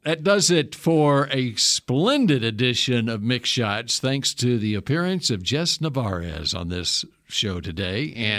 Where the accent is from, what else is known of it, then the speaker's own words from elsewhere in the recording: Texas, United States; also born or lived in Lubbock, Texas; I grew up in Texas.